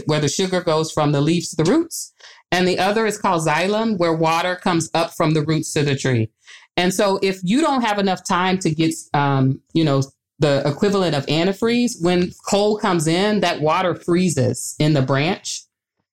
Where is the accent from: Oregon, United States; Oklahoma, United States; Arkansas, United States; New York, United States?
Arkansas, United States; moved away as an adult; now in Grinnell, United States; I'm from the South too. I'm originally from Arkansas